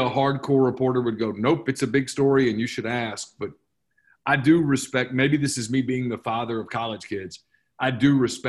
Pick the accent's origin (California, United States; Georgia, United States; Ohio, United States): California, United States; and I'm from California